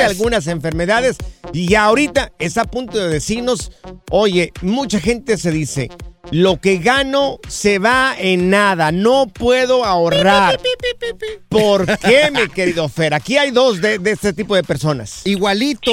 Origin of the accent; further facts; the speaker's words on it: Mexico; moved away; nosotros que vinimos de allá de México